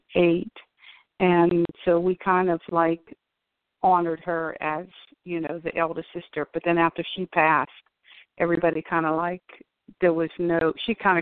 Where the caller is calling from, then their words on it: Pennsylvania, United States; This is …. I'm calling from Pennsylvania.